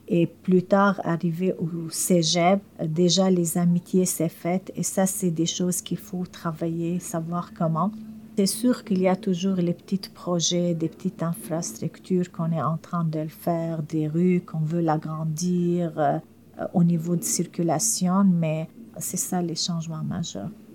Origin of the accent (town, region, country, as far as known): Syria; French is a second language; moved away as an adult; now in Montreal, Canada